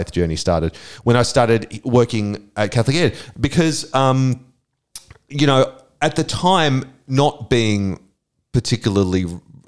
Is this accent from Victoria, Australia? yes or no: no; Brisbane, Queensland, Australia; I grew up in Brisbane in the 1970s.